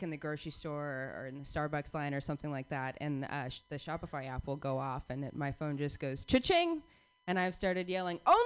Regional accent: Phoenix, Arizona, United States; all three of us were born and raised in Phoenix, Arizona

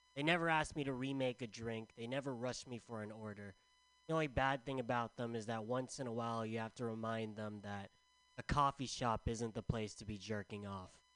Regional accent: San Diego, California, United States; also born or lived in San Francisco; I'm from San Diego.

